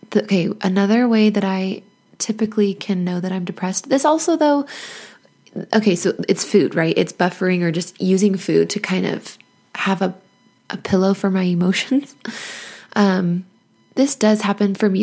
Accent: United States; also born or lived in Nevada / Arizona; I grew up in Nevada and Arizona

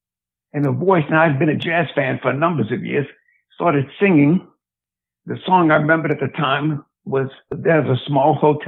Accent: New Orleans, Louisiana, United States; I grew up in New Orleans, and turns out my mother was born there, and I just did some counting. Jeremy was born there, and our two daughters, and Jeremy's two sons. So I guess we have four generations in New Orleans

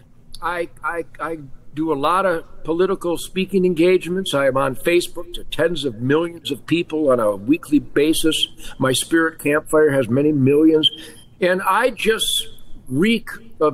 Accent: Detroit, Michigan, United States; I was born, David, in the arsenal of democracy after we defeated the evil Japanese Empire and the Nazis. Detroit was the arsenal of democracy

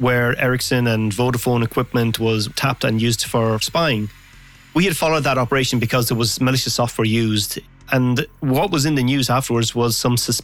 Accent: Ireland; now in Los Angeles, United States; I'm Irish, but I'm living in Los Angeles, so I would make a lot of calls home to Ireland

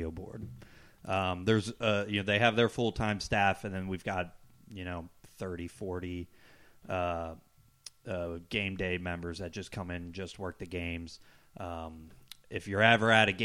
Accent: Cincinnati, Ohio, United States; born and raised in Cincinnati

